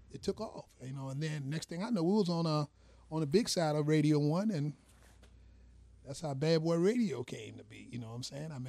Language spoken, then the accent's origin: English; Petersburg, Virginia, United States; I'm from Petersburg. Well, West Petersburg to be exact, Dinwiddie County. I mean, you know, I've been out there for pretty much all my life. I mean, you know, just born and raised out there.